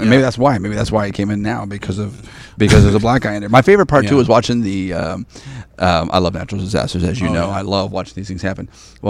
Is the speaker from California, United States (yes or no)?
no; Texas, United States; I'm from Texas.